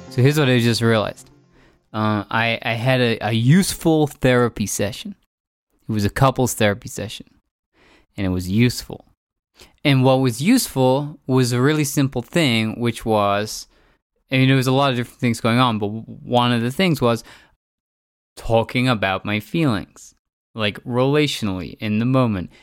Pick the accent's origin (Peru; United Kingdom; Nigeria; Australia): United Kingdom; England; moved away; also born or lived in San Francisco; growing up in England